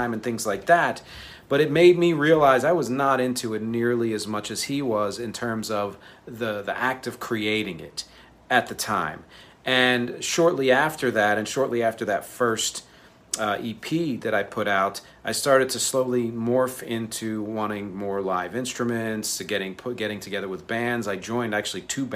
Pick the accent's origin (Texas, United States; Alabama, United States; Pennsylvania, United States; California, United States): Pennsylvania, United States; Philadelphia; I was born in Philly